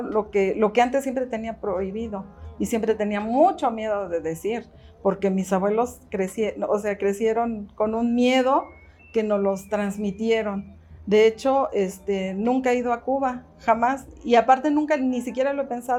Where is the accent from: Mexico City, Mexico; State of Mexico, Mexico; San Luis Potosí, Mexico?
Mexico City, Mexico; nací aquí en la Ciudad de México, yo no he vivido nunca en ningún otro lugar.